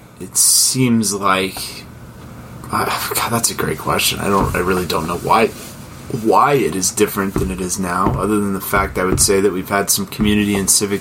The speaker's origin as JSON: {"language": "English", "town": "Oklahoma City", "region": "Oklahoma", "country": "United States", "tie": "born or raised there", "said": "I grew up in Oklahoma City, Oklahoma. not too far from where I actually live right now."}